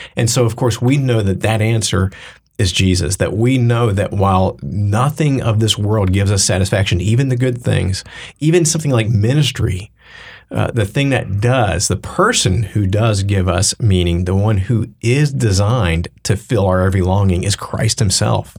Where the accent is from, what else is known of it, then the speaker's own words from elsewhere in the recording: the Bible Belt, United States; I grew up in the Bible Belt-ish